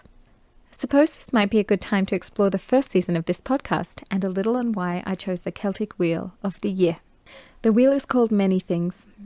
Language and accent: English; Australia; I was born in Australia